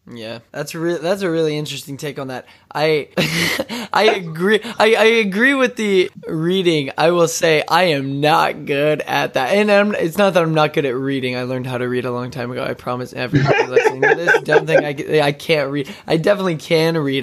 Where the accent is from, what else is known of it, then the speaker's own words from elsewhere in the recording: Odessa, Texas, United States; moved away; I'm originally from Odessa, Texas